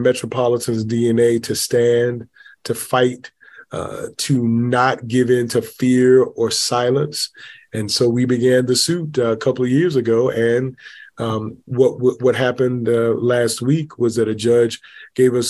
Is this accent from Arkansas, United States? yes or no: no; Macon, Georgia, United States; I grew up in Macon, Georgia